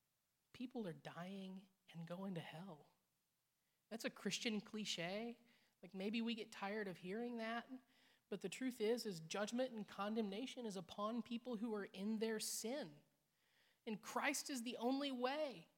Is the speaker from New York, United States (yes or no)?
no; Indiana, United States; now in Missouri, United States; I come from Indiana. It's Kentucky to us in Indiana.